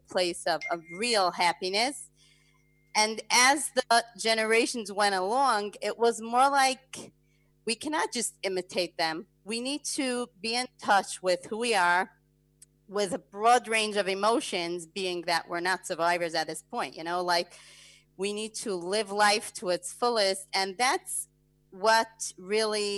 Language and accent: English; New Square, New York, United States; I grew up in New Square, Community Square, and I'm the oldest daughter.